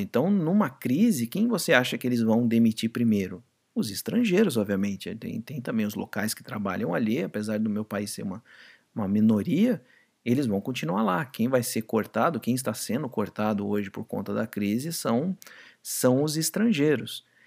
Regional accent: Brazil; aqui no Brasil

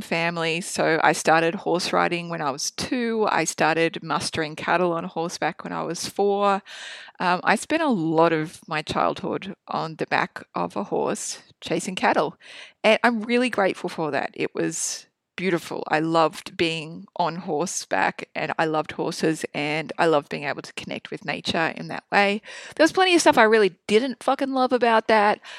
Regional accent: Proserpine, Queensland, Australia; I was born in North Queensland in Prospine in Australia. It's a small country town. Um, I grew up on a cattle property.

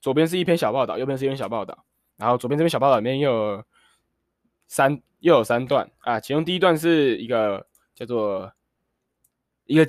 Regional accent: Taiwan; 为什么北京要对我们台湾人的政治表达满意或不满意呢？

